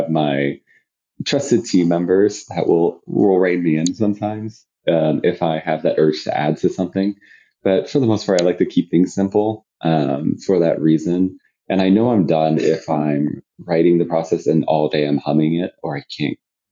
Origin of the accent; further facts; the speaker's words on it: Killeen, Texas, United States; now in Austin, United States; I grew up in a city called Killeen, Texas